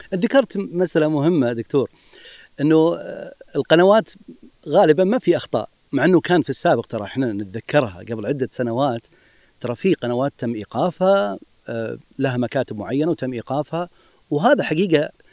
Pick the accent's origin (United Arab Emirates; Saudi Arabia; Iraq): Saudi Arabia; نحن في المملكه العربيه السعوديه